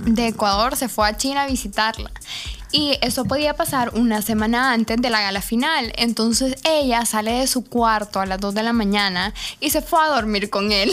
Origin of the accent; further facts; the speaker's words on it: El Salvador; ¿y de dónde eres tú? Y yo le digo, El Salvador